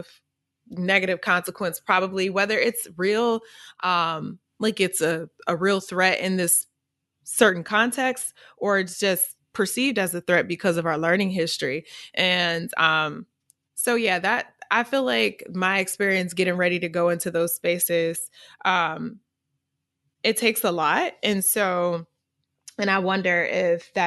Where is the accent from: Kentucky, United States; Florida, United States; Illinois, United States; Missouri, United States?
Missouri, United States; accent: AAVE; I'm from Missouri. We have a certain dialect that we speak